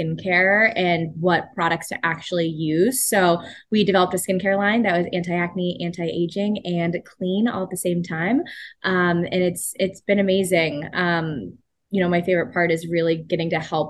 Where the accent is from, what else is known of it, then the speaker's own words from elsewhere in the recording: Pittsburgh, Pennsylvania, United States; I grew up in Pittsburgh